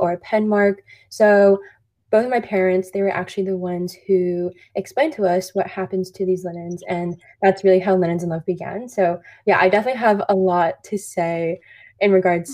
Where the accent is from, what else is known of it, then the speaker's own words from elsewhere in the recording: Orange County, Southern California, United States; born and raised in Orange County, Southern California, just around 20 minutes from Disneyland